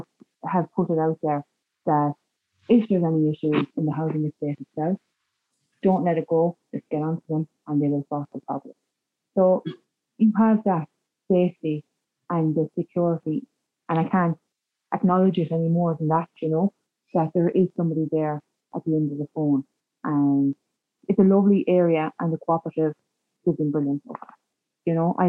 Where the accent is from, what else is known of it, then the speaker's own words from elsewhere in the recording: Limerick, Munster, Ireland; moved away; also born or lived in Carlow; I'm originally from Limerick